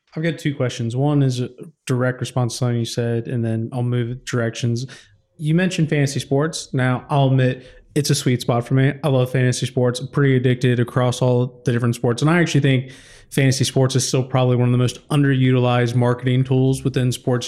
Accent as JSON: {"language": "English", "country": "United States", "moved": "yes", "lives_now": "United Kingdom", "said": "as an American"}